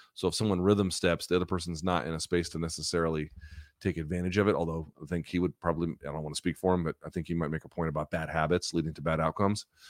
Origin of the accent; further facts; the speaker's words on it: the South, United States; now in Washington, D.C., United States; I grew up in the South, like, the church is community